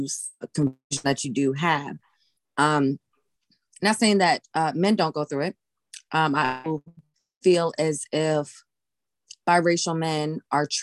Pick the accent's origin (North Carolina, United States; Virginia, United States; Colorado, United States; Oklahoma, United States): Virginia, United States; also born or lived in Alamogordo, New Mexico; Then we moved to Virginia, a very small rural country bumpkin town, right? I pretty much lived there off and on my whole life, and still in Virginia